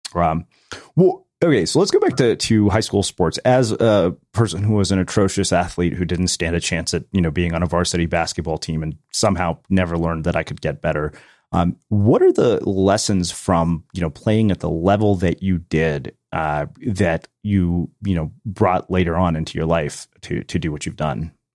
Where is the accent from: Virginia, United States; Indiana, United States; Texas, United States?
Texas, United States; I grew up in Texas